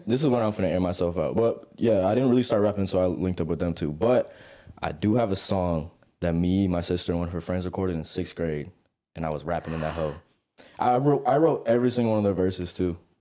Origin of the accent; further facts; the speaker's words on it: San Antonio, Texas, United States; I'm four five from San Antonio. Uh, I also go to Texas State up here